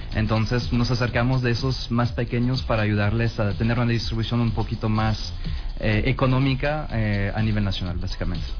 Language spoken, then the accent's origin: Spanish; France; also born or lived in Culiacán, Mexico; now in Mexico; soy empresario francés aquí en México